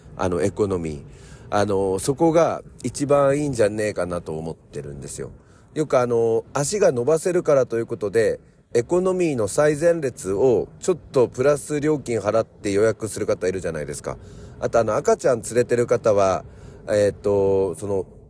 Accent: Japan; 日本です

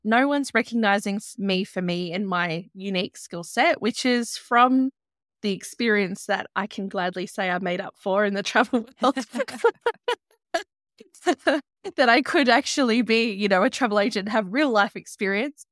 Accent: Byron Shire, New South Wales, Australia; I grew up in the Byron Shire

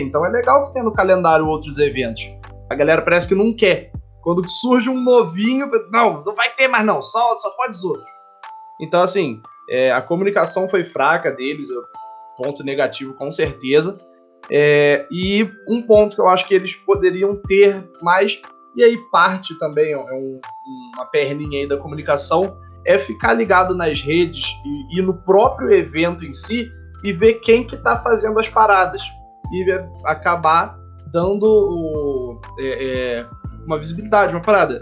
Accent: Petrópolis, Rio de Janeiro, Brazil; Aqui em Petrópolis, a gente fica visitando o Museu Imperial uma vez por ano na escola

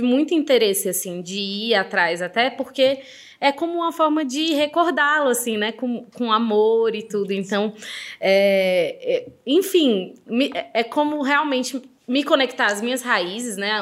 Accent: Brazil; born or raised there

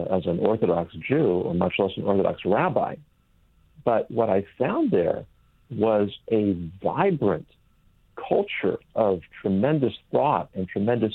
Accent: California, United States; moved away as an adult; I grew up in California

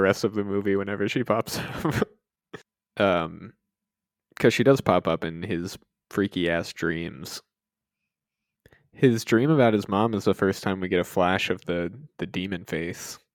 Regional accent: Georgia, United States; I living in, growing up in Georgia

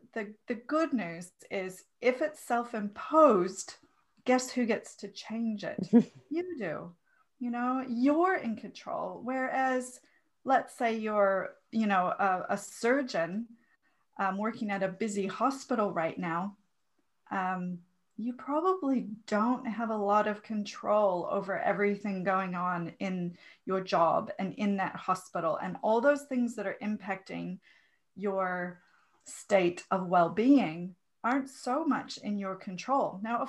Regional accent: Minnesota, United States; Not too far away from you, from Minnesota. So, you know, really close to Canada, where I spent the first 28

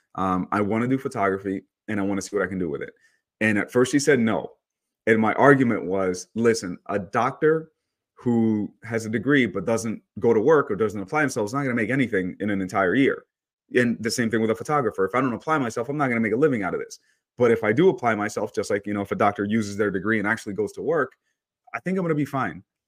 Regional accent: New York, United States; moved away as an adult; also born or lived in El Salvador / Long Island, New York; now in California, United States; I grew up in New York, um, but I'm actually, I was born in El Salvador

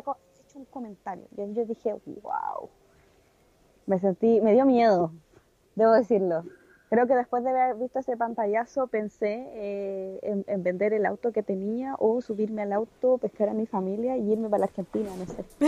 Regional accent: Chile; somos chilenos

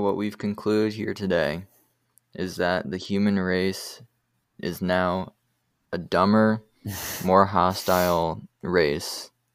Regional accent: United States; as an American bias

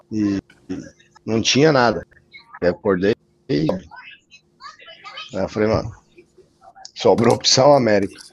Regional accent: São Paulo, Brazil; moved away as an adult; now in United States; eu sou brasileiro, nasci lá no Brasil, em São Paulo. E vim pra cá 2016.

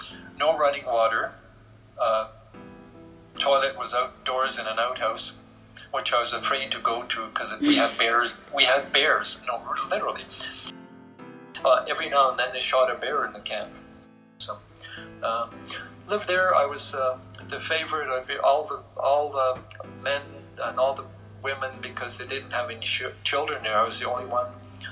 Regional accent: Augsburg, Bavaria, Germany; also born or lived in Heidelberg / Belgium; we moved from where I was born in Augsburg to Heidelberg, and from there eventually to Belgium. And we were very, very poor.

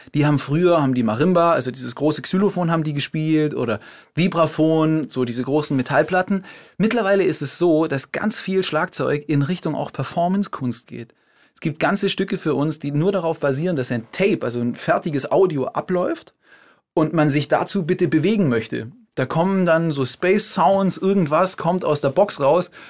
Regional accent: Germany; moved away as an adult; also born or lived in Switzerland; Ich komme vom Bodensee, aber vom deutschen Ufer

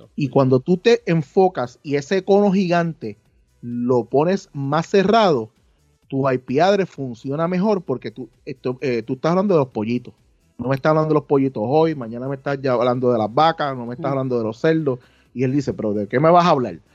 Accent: Puerto Rico; nosotros como creadores en Puerto Rico

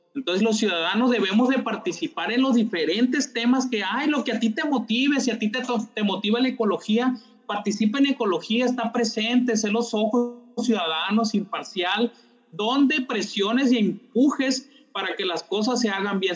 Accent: Culiacán, Sinaloa, Mexico; si somos de Culiacán

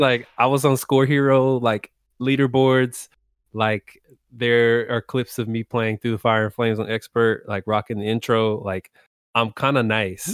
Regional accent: Texas, United States; also born or lived in DMV (Washington, D.C. area); now in Washington, D.C. area, United States; I'm based in the D M V right now, uh, but born and raised in Texas

